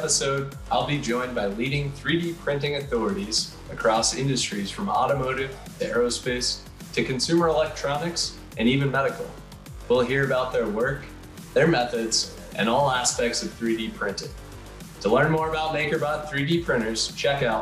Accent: United States; accent: American; my American accent

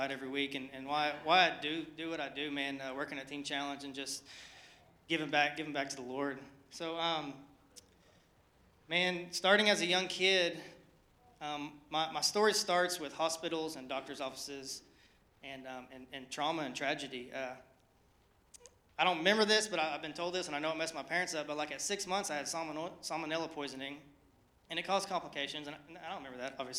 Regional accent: Oklahoma City, Oklahoma, United States; moved away; I'm from Oklahoma, born and raised. I'm an Okie, not from Muskogee, from Oklahoma City.

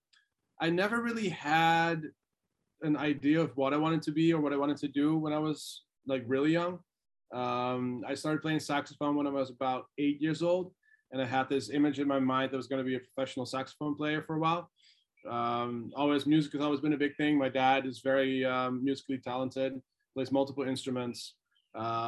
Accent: Deventer, Overijssel, Netherlands; moved away as an adult; also born or lived in Boulder, Colorado, United States; I grew up a little bit closer to the German side of the country

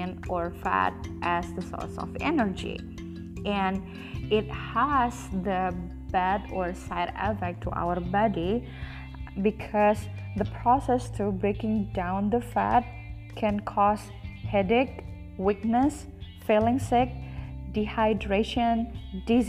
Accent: Indonesia; English is a second language; I'm from Indonesia. So you know that English, it's not my first language.

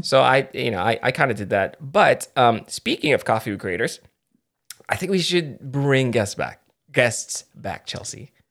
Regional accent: Philippines; I'm Filipino

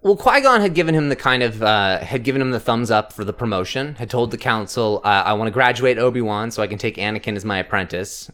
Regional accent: Canada; we're Canadian

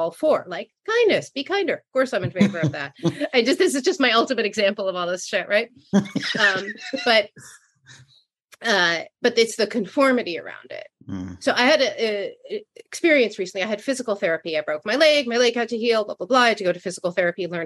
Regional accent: New York City, New York, United States; I'm from Brooklyn. I grew up in the 70s

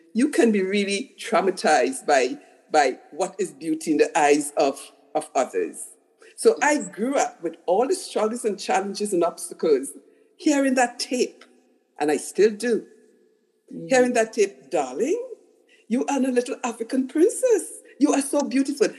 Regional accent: Trinidad & Tobago; I was a little girl growing up in Trinidad, which is a very racist country

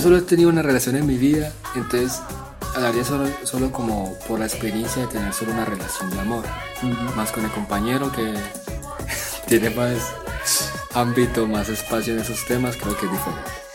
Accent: Apartadó, Antioquia, Colombia; accent: half paisa; also born or lived in Bucaramanga; yo vengo de apartado, pero nací en Bucaramanga. Eh, tengo medio acento paisa por, la, por el municipio de apartado

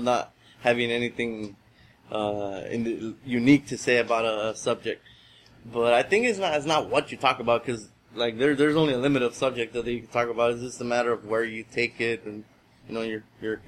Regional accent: Guatemala; moved away; I grew up in Guatemala, so all the names, all the voices were in Spanish

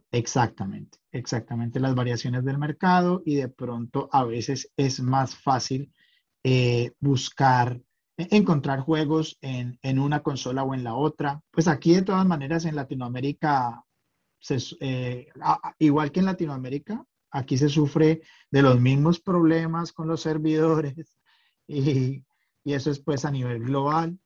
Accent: Cali, Valle del Cauca, Colombia; moved away as an adult; now in Tromsø, Norway; yo soy nacido en Cali, Colombia. hace más de 20 años soy hijo adoptivo de Noruega. hoy vivo en Trumso

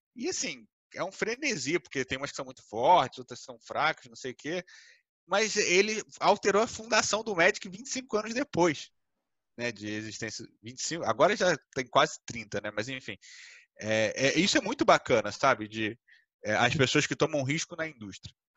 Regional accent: Brazil; a base do brasileiro, né? Tipo, a gente foi criado no Uno

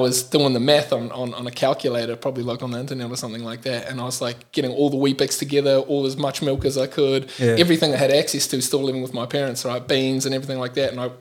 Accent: New Zealand; now in Melbourne, Australia; So yeah, that's where I'm from. I'm from the south.

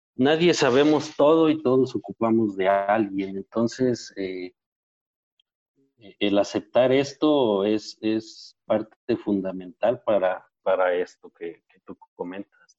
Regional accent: Zacatecas, Mexico; yo soy de una zona que no es árida, Zacatecas tiene alguna área que no es eh, árida completamente.

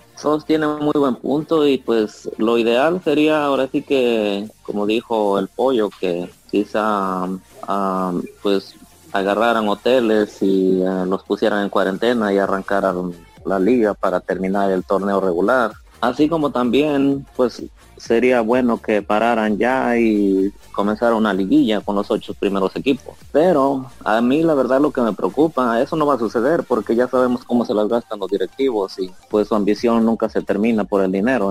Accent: Puebla, Mexico; Yo soy del estado de Puebla

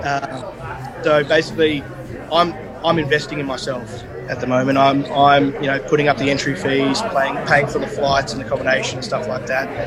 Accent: Perth, Western Australia, Australia; I was born in Perth, Western Australia.

